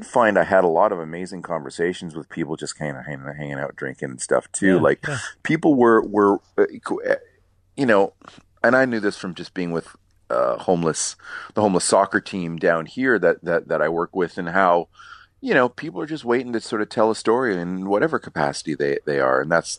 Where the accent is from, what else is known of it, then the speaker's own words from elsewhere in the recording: the South, United States; I'm a Southerner, right?